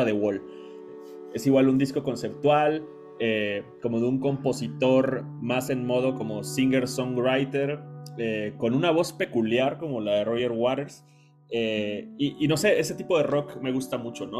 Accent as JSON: {"language": "Spanish", "country": "Mexico", "said": "soy de México"}